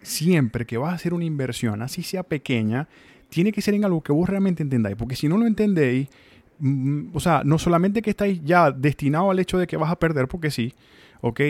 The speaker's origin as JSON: {"language": "Spanish", "country": "Venezuela", "also_born_or_lived": "Mexico", "moved": "yes", "lives_now": "Tallahassee, United States", "said": "uno como venezolano, eh, como migrante aparte o como nuevo migrante"}